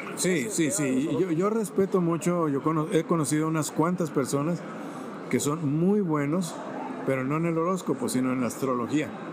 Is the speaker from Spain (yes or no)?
no; Zacualco de Torres, Jalisco, Mexico; moved away; also born or lived in Monterrey, Nuevo León / San José, California; nací en un pueblo tan precioso que se llama Zacualco de Torres, a 72 kilómetros de Guadalajara.